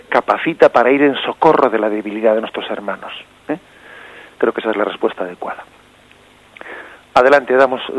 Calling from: Alicante, Valencian Community, Spain; de Alicante.

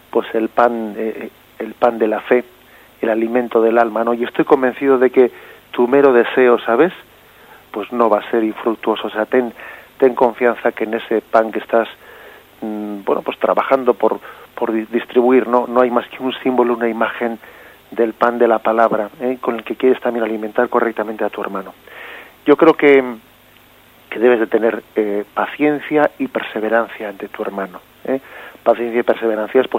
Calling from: Alicante, Valencian Community, Spain; de Alicante.

